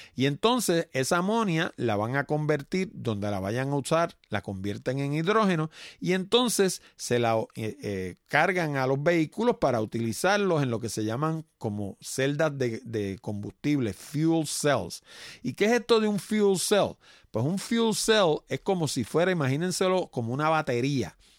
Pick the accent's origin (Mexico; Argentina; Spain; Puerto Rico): Puerto Rico; somos nosotros puertorriqueños